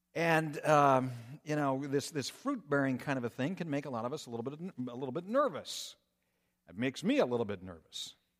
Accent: Minnesota, United States; moved away as an adult; also born or lived in Colorado; now in Michigan, United States; growing up in Minnesota

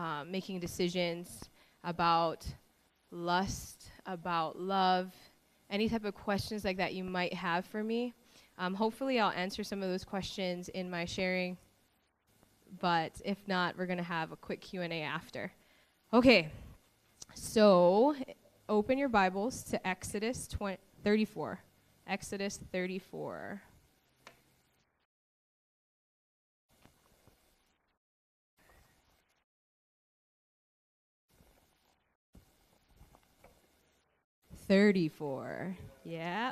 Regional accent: Maui, Hawaii, United States; I was born and raised on Maui.

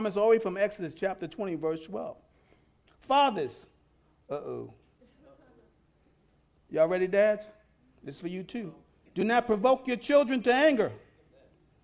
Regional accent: New York City, New York, United States; I'm from New York City. I was raised with everybody

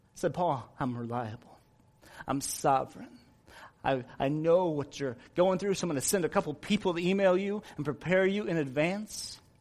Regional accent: United States; we as American Christians

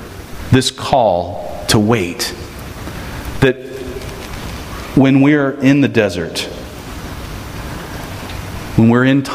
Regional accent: Texas, United States; I'm from Texas

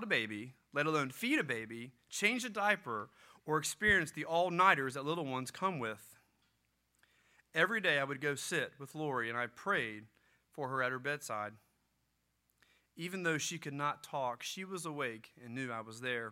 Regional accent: Gloucester, Virginia, United States; I grew up in Gloucester, Virginia.

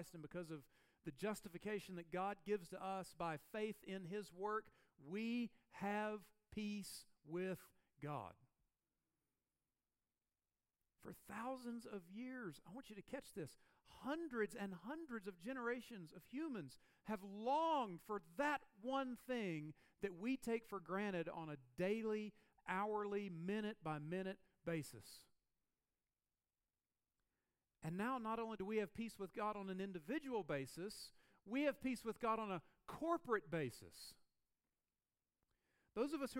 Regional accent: the South, United States; moved away; where I grew up in the South

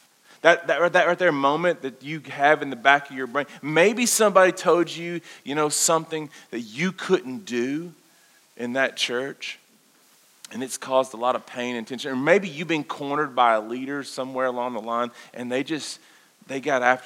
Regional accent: Kentucky, United States; we grew up in the Bible Belt, guys. We grew up here in this wonderful place called Kentucky.

